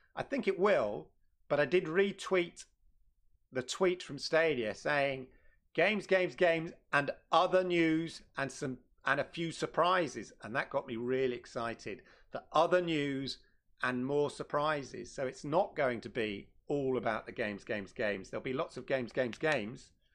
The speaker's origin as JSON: {"language": "English", "region": "London", "country": "United Kingdom", "tie": "born or raised there", "moved": "yes", "said": "Shout out to London. Used to be my hometown. Uh, not anymore"}